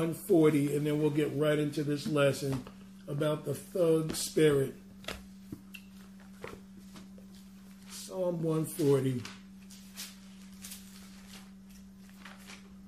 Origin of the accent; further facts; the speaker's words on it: New York City, New York, United States; growing up in Brooklyn